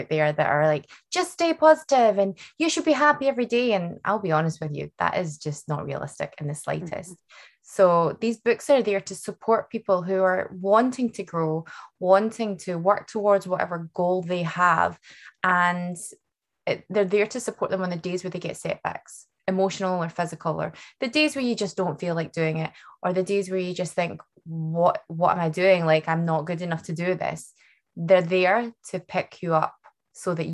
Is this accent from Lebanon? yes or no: no; Scotland, United Kingdom; also born or lived in Vancouver; I was born and bred in Scotland